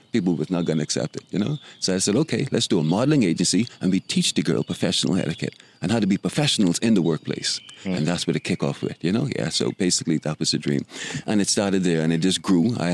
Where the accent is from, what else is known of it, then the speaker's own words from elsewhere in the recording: Nassau, New Providence, Bahamas; We grew up on Market Street, and we would walk over to Long Wharf, which was a beach near Bay Street by the construction of the Hilton.